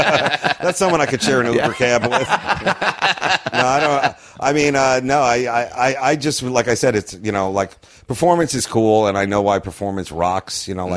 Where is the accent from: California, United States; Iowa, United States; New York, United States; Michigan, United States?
New York, United States; Long Island; moved away; I'm from Long Island, so, yeah. like, whenever I go back there and do shows, I immediately snap into, like, my Long Island humor